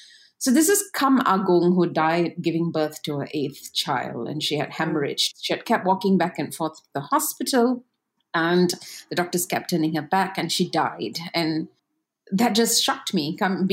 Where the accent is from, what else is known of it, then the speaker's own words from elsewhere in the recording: West Malaysia, Malaysia; coming from West Malaysia, a lot of us... I won't speak for everyone and I'll speak for myself. And being West Malaysian is completely ignorant.